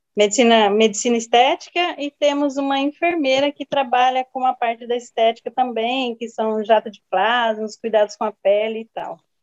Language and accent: Portuguese; Jales, São Paulo, Brazil; moved away as an adult; now in Rondônia, Brazil; nasci em Jales, São Paulo. Fiquei, aos 22 anos, eu vim para Rondônia